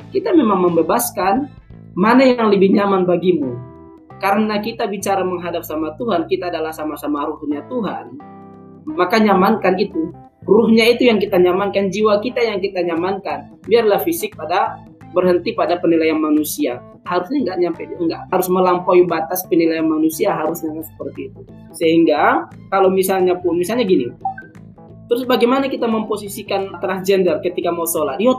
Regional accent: Sumatra, Indonesia; born there; saya terlahir sebagai suku Batak saya terlahir di Sumatera

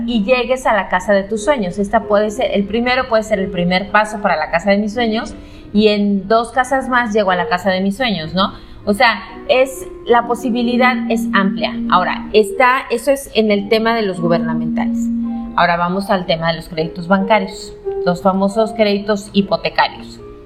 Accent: León, Guanajuato, Mexico; yo soy de León

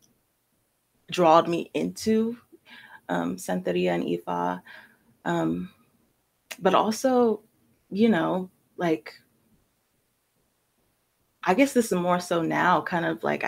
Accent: Sacramento, California, United States; also born or lived in Brooklyn, New York / San Francisco; the area that I grew up in Sacramento is pretty

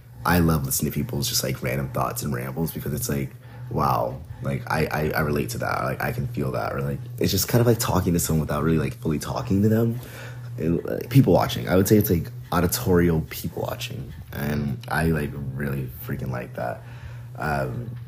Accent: Atlanta, Georgia, United States; also born or lived in New Jersey; I'm born and raised in Atlanta, Georgia. I used to live in New Jersey for a bit in high school, and then I came back down for college.

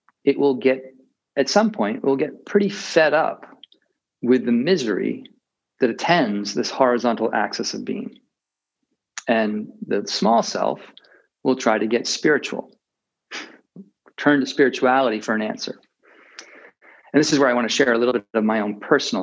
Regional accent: Massachusetts, United States; moved away as an adult; also born or lived in India / Taiwan; now in Maine, United States; I grew up in Massachusetts

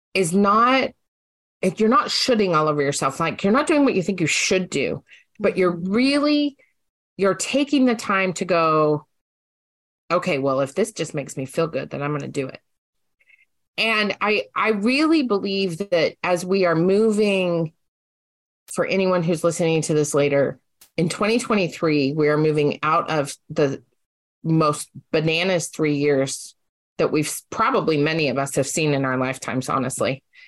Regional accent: Utah, United States; now in Oregon, United States; growing up in Utah

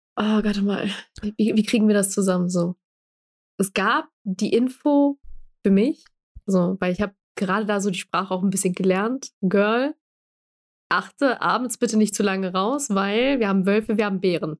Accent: Germany; also born or lived in Bosnia; Deutsch, in Deutschland als quasi Stadtkind aufgewachsen

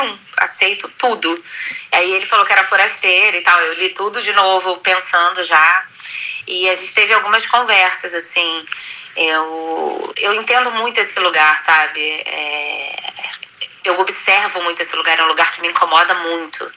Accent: Brazil; não sou descendente de nada, eu sou totalmente brasileira

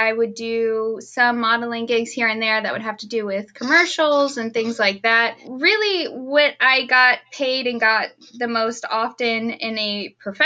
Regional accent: Austin, Texas, United States; moved away as an adult; also born or lived in East Coast / St. Louis; now in Los Angeles, United States; I grew up in Austin

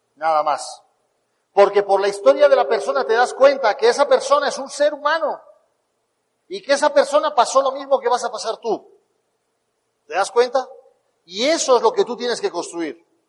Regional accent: Spain; born or raised there

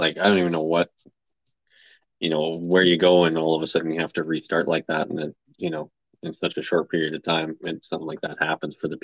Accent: Edmonton, Alberta, Canada; I was born and raised in Edmonton

